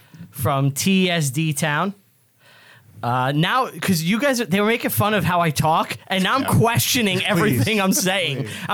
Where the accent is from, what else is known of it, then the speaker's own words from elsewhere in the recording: New York City, New York, United States; now in Staten Island, United States; I regretfully say that I was born in Brooklyn.